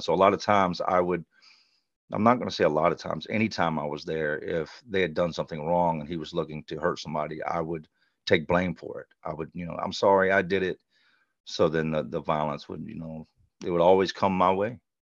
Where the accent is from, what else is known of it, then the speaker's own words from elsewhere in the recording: Charlotte, North Carolina, United States; now in Richmond, United States; I grew up in Charlotte